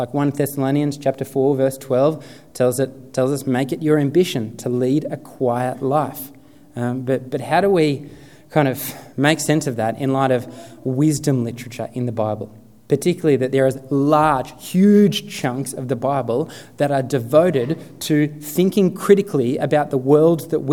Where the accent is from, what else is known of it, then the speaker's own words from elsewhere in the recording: Sutherland Shire, New South Wales, Australia; I grew up in the Sutherland Shire